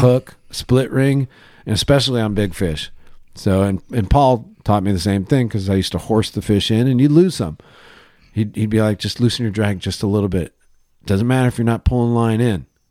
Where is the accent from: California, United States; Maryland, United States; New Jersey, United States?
California, United States; Laguna Niguel; I grew up in Laguna Niguel, and then we moved to Laguna Hills